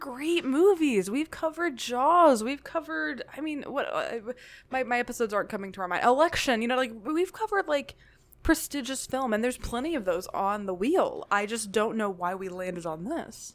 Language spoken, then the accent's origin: English; Tennessee, United States; also born or lived in Nashville; I grew up in Tennessee